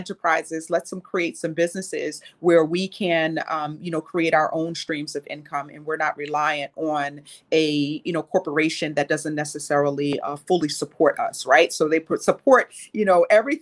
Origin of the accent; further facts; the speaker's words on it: New York City, New York, United States; I grew up poor. I grew up here in New York City.